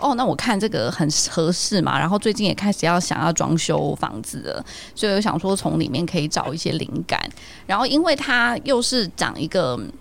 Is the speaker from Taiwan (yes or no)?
yes; Taiwan; moved away; also born or lived in Shanghai; 我就在台湾的一些，就是小时候的回忆